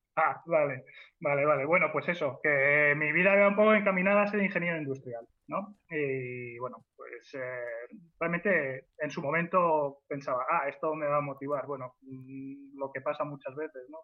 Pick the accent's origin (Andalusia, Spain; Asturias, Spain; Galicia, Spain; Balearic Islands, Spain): Balearic Islands, Spain; Mallorca; also born or lived in Albacete; now in Madrid, Spain; Básicamente soy un alemán de Mallorca eh, que ha emigrado a Albacete